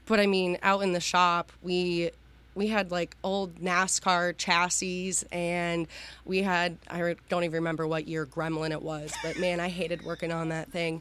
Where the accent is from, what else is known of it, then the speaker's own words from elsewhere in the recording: Waterford, Pennsylvania, United States; I grew up actually in a little town about 20 minutes south of Erie, Pennsylvania in Waterford